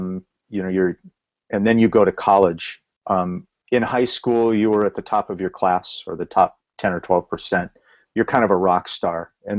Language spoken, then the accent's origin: English; Oxnard, California, United States; born and raised in Oxnard